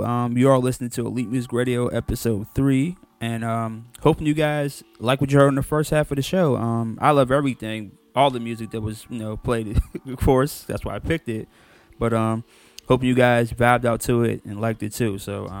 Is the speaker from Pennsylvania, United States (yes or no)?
yes; Pittsburgh, Pennsylvania, United States; my hometown of Pittsburgh, Pennsylvania.